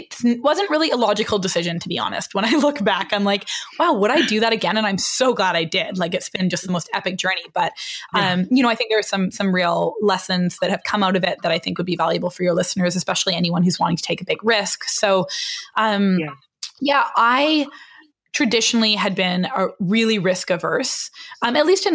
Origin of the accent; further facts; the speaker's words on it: British Columbia, Canada; moved away as an adult; also born or lived in Vancouver, Canada; now in New York, United States; I'm like a BC girl. I was born and raised in the middle of British Columbia.